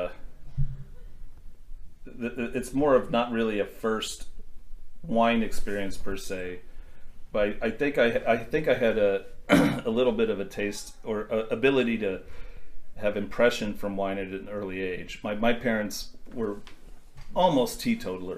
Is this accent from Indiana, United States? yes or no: yes; Indiana, United States; I grew up in Indiana